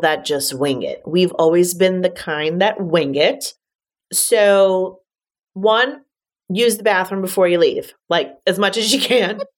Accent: New York City, New York, United States; growing up in Manhattan

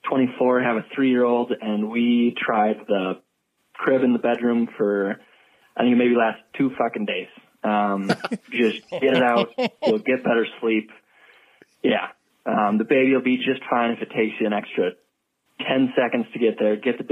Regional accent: Minnesota, United States; I'm from Minnesota

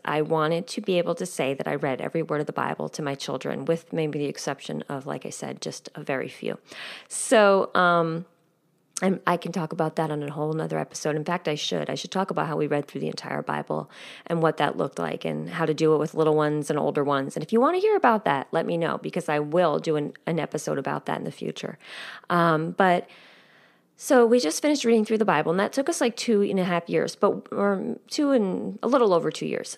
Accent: United States; also born or lived in rural New Jersey; now in New Jersey, United States; I grew up nine miles outside of New York City

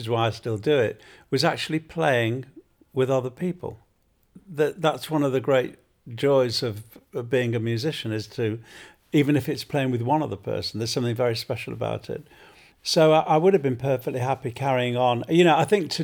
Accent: Manchester, North West England, United Kingdom; growing up in North Manchester

